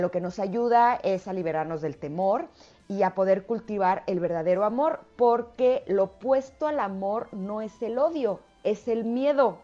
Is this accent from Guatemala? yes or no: no; Mexico City, Mexico; yo nací en la Ciudad de México